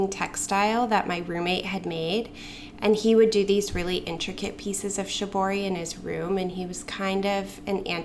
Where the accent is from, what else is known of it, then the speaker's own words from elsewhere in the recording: Boulder, Colorado, United States; moved away; also born or lived in Brooklyn; I grew up in Boulder, Colorado